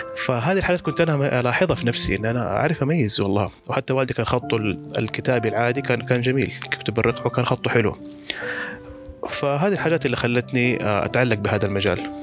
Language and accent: Arabic; Mecca, Makkah Province, Saudi Arabia; كان عندنا في مكة